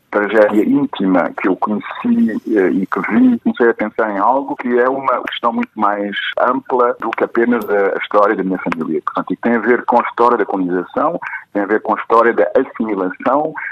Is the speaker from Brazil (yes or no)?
no; Mozambique; moved away; also born or lived in Portugal; eu nasci em, em Moçambique, em 71, portanto, ainda durante o período colonial. Os meus pais também nasceram em Moçambique e são, eh, como eu, mulatos, mestiços